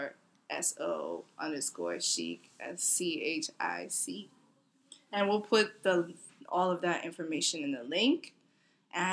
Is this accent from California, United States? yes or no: no; New York City, New York, United States; I'm a real New Yorker. I was born in Manhattan